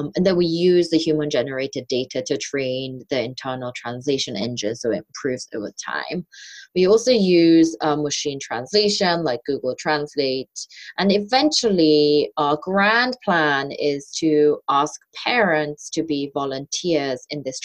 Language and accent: English; suburbs of London, United Kingdom; also born or lived in South Korea; growing up as a Korean immigrant student in the suburbs of London. So I moved from Korea to England when I was 8